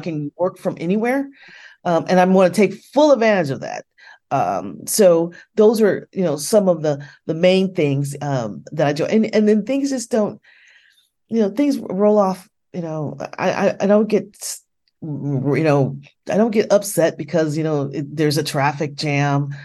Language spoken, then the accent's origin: English; United States; here in the States